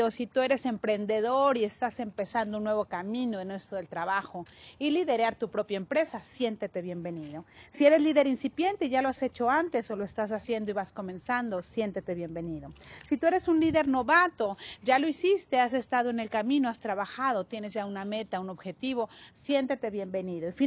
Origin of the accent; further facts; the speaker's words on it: Mexico; He trabajado en mi país que se llama México